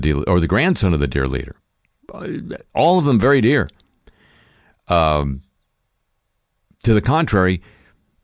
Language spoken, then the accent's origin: English; United States; also born or lived in London; as an American citizen